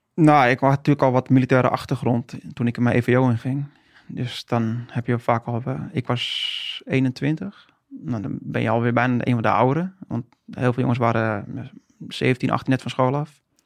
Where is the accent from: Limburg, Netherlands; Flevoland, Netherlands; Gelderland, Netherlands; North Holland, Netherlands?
North Holland, Netherlands; Haarlem; moved away as an adult; now in Friesland, Netherlands; Geboren en getogen in Haarlem